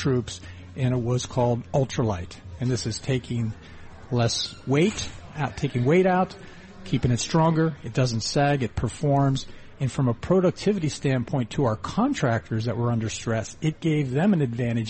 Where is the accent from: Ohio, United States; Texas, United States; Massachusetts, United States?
Ohio, United States; born or raised there; moved away as an adult; also born or lived in western Pennsylvania